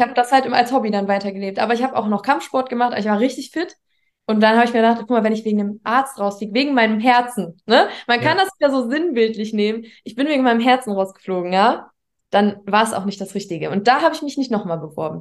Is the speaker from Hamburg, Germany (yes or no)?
no; near Düsseldorf and Mönchengladbach, North Rhine-Westphalia, Germany; Nordrhein-Westfalen, in der Nähe von Düsseldorf und Mönchengladbach